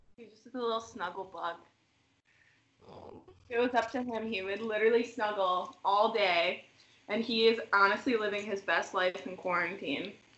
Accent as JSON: {"language": "English", "town": "Lake Geneva", "region": "Wisconsin", "country": "United States", "tie": "born or raised there", "said": "I was still commuting from Lake Geneva because I was living at home with my parents"}